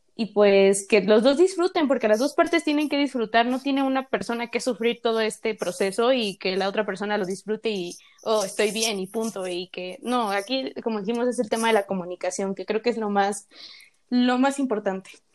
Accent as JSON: {"language": "Spanish", "country": "Mexico", "accent": "Mexican", "said": "nuestro país, que pues somos mexicanas por si no nos han escuchado el acento"}